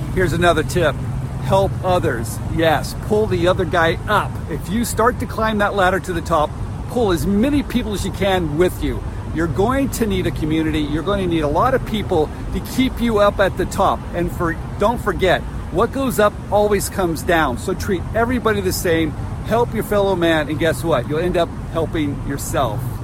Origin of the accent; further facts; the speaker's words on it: Santa Clara, California, United States; I'm in my hometown of Santa Clara, California